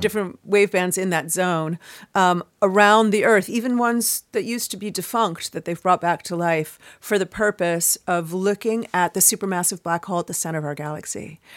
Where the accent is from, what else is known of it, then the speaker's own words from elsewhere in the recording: Chicago, Illinois, United States; moved away as an adult; now in New York, United States; grew up in Chicago